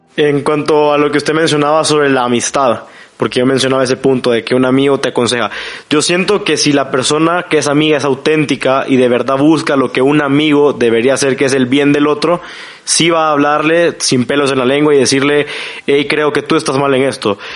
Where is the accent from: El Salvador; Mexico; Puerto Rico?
El Salvador; San Salvador; soy de San Salvador, El Salvador